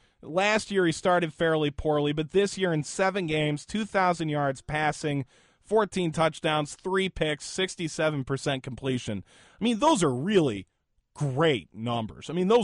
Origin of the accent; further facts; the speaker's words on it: Cleveland, Ohio, United States; I'm from Cleveland, and my house in Cleveland lost power from Hurricane Sandy.